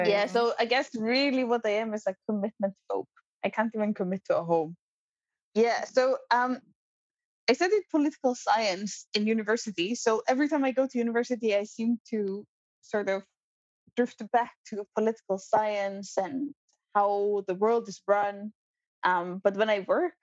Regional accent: Iceland; moved away as an adult; also born or lived in New Zealand / Kenya; I am born and raised in Iceland.

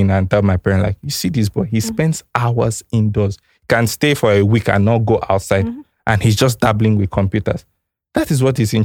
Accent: Akwa Ibom, Nigeria; I come from Akwa Ibom, and there are a lot of oil companies there

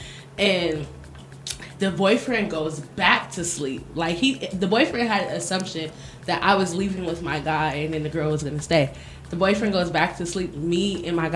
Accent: United States; moved away; also born or lived in Miami; So I'm from America. And I used to live in Miami

